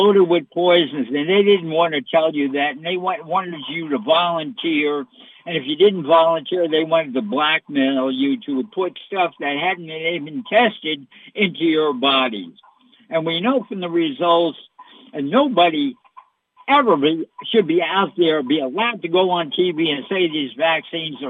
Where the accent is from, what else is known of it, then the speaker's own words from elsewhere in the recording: United States; I'm an American.